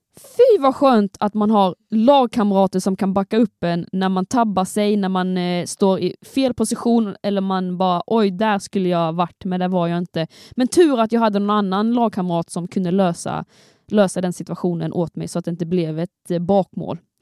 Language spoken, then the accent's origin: Swedish; Skåne, Sweden; jag kommer från Skåne